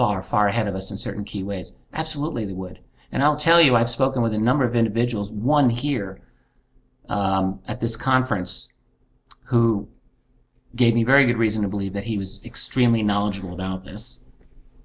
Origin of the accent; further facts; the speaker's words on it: United States; I'm an American citizen. That's my government.